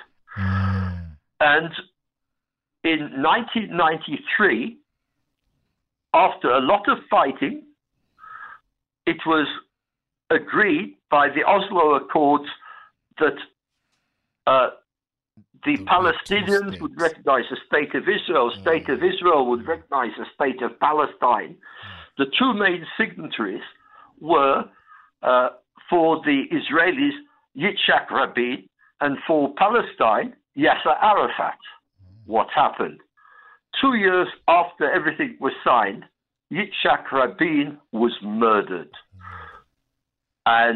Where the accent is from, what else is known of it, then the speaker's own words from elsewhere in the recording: England, United Kingdom; moved away; also born or lived in Zimbabwe; I'm English because I was born in England